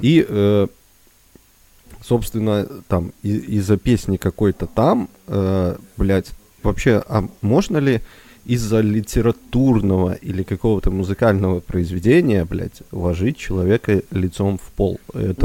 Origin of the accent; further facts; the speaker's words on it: Belarus; мы белорусы